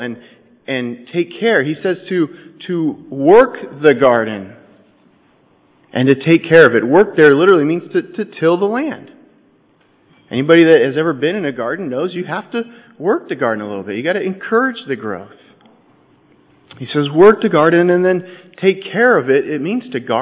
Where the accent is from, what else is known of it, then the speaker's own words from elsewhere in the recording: Southern California, United States; I'm from Southern California